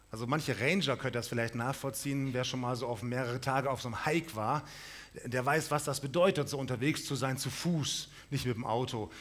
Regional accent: Munich, Bavaria, Germany; now in Krefeld, Germany; ich komme aus München

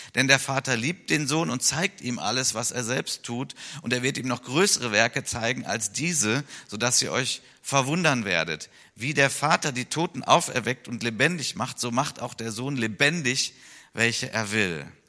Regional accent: Wuppertal, North Rhine-Westphalia, Germany; in Wuppertal ist, in meiner Heimatstadt

